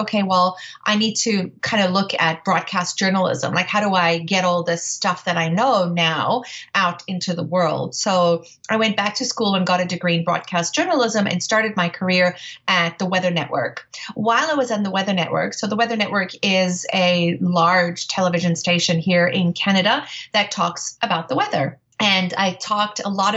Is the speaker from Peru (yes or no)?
no; South Africa; moved away; I grew up in South Africa, and I was very privileged as a young child to go to safari